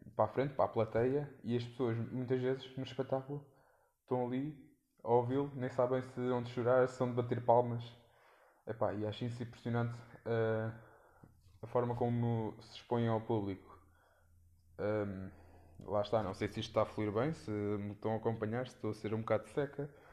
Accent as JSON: {"language": "Portuguese", "town": "Leiria", "region": "Centro", "country": "Portugal", "said": "sou de Leiria"}